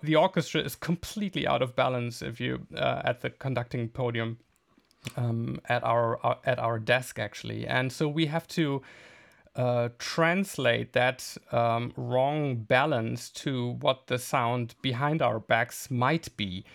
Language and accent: English; Bielefeld, North Rhine-Westphalia, Germany; moved away as an adult; also born or lived in The Hague / Berlin; my hometown, Bielefeld